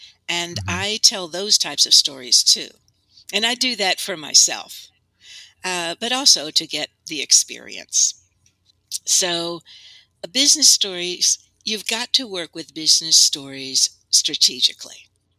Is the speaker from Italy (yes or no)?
yes; Italy; Well, I had a wonderful childhood. I grew up in Italy. And that is where I got interested in storytelling.